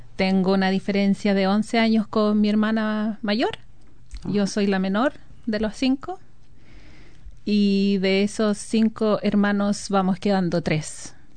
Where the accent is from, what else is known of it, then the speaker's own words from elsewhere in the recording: Constitución, Maule, Chile; moved away as an adult; also born or lived in Talca; now in New Zealand; yo soy nacida y criada en la ciudad de Constitución